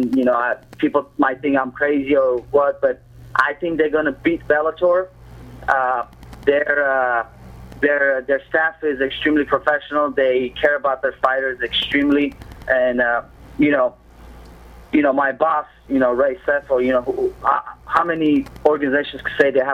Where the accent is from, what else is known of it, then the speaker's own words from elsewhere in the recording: Moscow, Russia; also born or lived in Armenia (ancestry); now in United States; both my parents are Armenians. I was born and raised in Russia, Moscow, and I moved here.